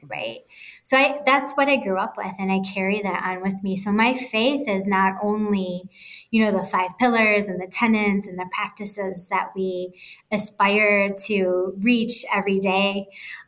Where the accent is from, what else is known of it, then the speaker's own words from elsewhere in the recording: Bay City, Michigan, United States; moved away as an adult; now in South Dakota, United States; I'm born and raised in Michigan, mid-Michigan. I grew up in a city called Bay City.